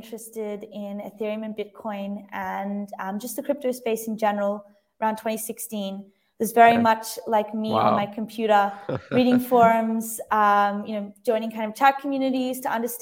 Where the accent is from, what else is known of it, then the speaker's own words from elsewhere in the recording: Lennox Head, New South Wales, Australia; also born or lived in Sydney; I'm from Australia, and the majority of it from like very young to around 10 or 11, I grew up in a really small beach town on the east coast of Australia called Lennox Head